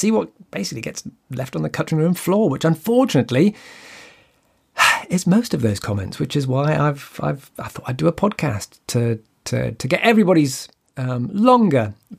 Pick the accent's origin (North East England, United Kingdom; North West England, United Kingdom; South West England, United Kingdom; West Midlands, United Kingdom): North East England, United Kingdom; Newcastle upon Tyne; a Newcastle segment, which is my home my hometown